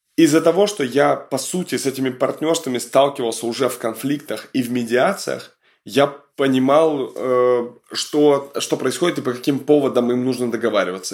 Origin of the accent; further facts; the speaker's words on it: Kamchatka Krai, Russia; Я просто с Камчатки сам